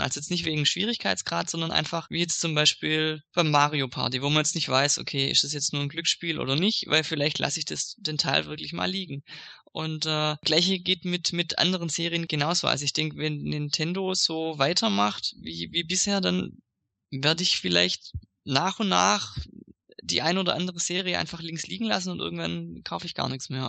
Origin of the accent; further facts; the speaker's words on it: Swabia, Germany; als Schwabe